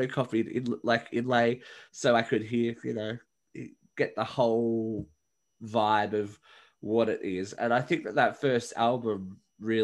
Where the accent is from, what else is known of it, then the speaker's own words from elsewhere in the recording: Australia; I'm Australian